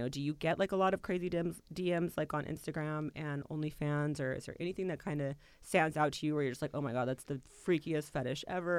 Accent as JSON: {"language": "English", "town": "Sacramento", "region": "California", "country": "United States", "said": "I'm originally from Sacramento."}